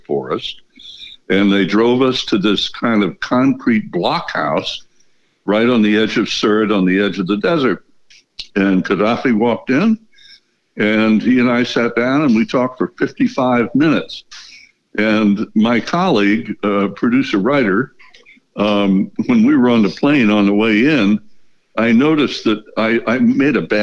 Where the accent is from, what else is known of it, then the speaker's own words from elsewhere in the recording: United States; born and raised in the United States